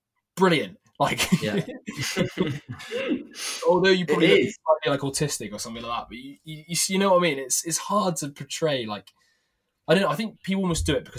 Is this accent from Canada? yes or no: no; England, United Kingdom; I'm so English.